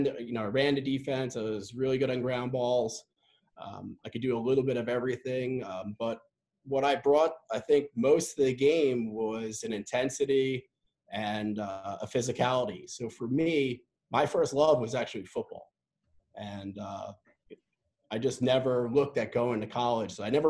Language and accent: English; Long Island, New York, United States; also born or lived in North Carolina; Having gone from growing up in Long Island to going to school down in North Carolina to moving out to the Midwest.